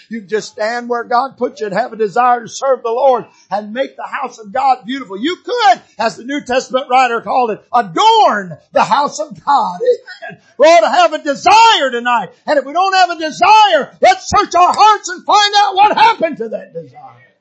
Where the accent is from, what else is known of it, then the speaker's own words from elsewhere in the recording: Michigan, United States; when I was a little boy growing up in Michigan, barefooted running out in the woods.